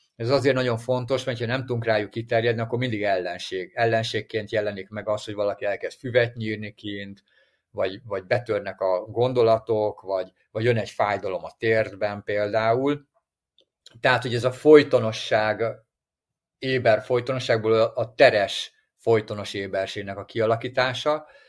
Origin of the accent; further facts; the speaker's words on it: Hungary; ha mi magyarok vagyunk